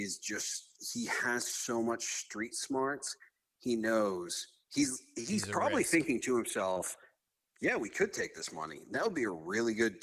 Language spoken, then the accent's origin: English; Maine, United States; also born or lived in Nashville; now in Florida, United States; we're both from Maine